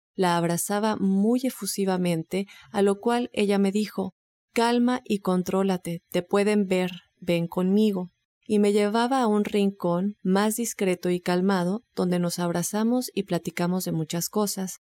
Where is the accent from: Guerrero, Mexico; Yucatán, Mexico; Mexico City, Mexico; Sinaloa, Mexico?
Yucatán, Mexico; Mérida; Mi bello Mérida, Joel, mi ciudad